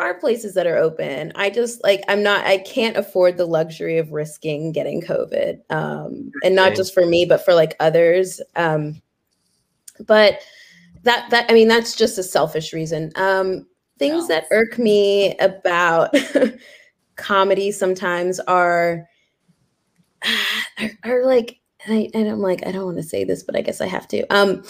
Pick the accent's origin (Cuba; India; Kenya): Kenya; I am really from Kenya and you can see my birth certificate if you want.